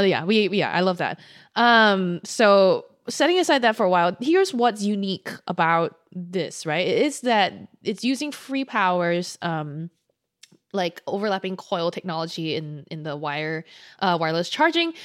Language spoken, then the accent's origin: English; Singapore; as a Singaporean person